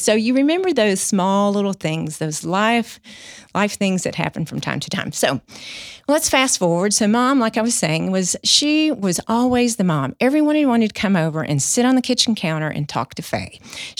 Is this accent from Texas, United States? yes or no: yes; Mahia, Texas, United States; born there; So I was born in 1965 in January in a tiny town, Mahia, Texas.